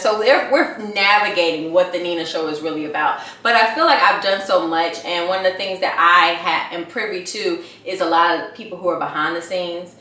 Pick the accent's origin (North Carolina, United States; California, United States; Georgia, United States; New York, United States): Georgia, United States; Atlanta; moved away as an adult; now in Los Angeles, United States; I'm from Atlanta. I'm from Atlanta. Both of my family, my whole entire family, both sides of my family, Grady babies